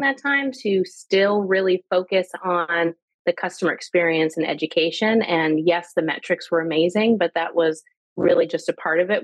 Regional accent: Canada; moved away; also born or lived in Italy / Bolivia / Georgia, United States; I'm Canadian.

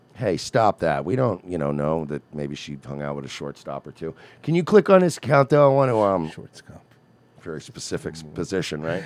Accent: Long Island, New York, United States; I grew up on Long Island

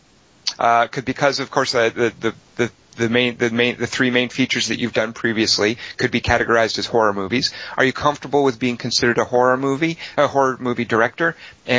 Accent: United States; as an American

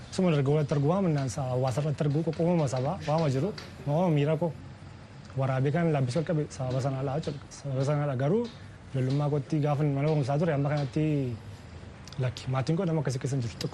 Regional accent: Nekemte, Oromia, Ethiopia; Kan dhaladde magaalaa naqamtee

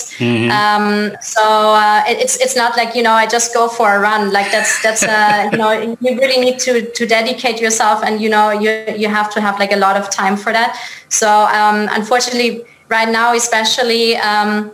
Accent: Munich, Bavaria, Germany; So I'm originally from Germany. So right now I'm based in Munich in Germany. I'm originally from Munich as well

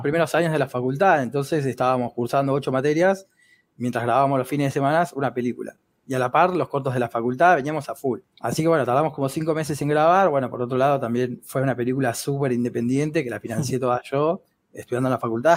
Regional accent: Argentina; soy muy argentino

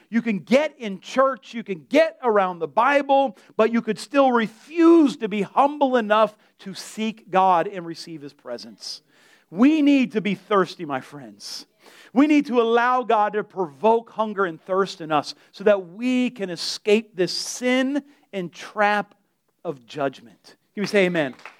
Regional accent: Delray, United States; I'm from Delray

